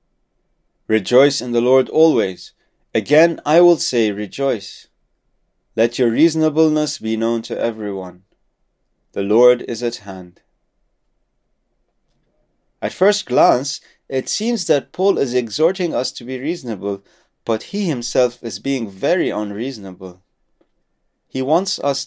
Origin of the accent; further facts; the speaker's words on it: Lebanon; moved away; my home country of Lebanon